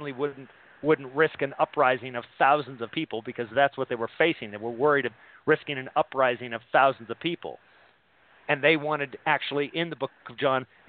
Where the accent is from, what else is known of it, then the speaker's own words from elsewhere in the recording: San Bernardino, California, United States; I was born in San Bernardino